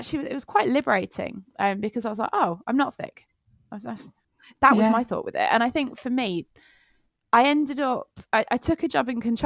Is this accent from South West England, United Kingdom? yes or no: no; Leamington Spa, West Midlands, United Kingdom; I grew up in Leamington Spa